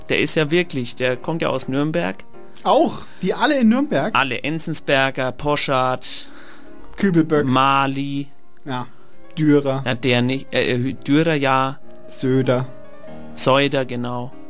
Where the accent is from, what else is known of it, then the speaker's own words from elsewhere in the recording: Trentino-Alto Adige, Italy; born there; ich bin in, in Südtirol geboren, ja. deswegen dem Land Tirol die Treue.